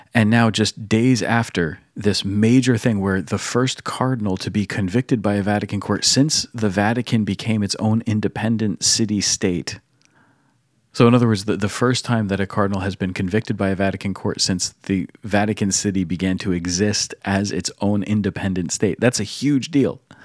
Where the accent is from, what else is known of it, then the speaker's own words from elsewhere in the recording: United States; as an American